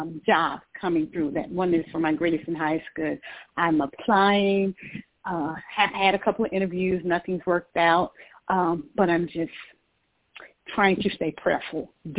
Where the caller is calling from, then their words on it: Georgia, United States; I'm calling from Georgia.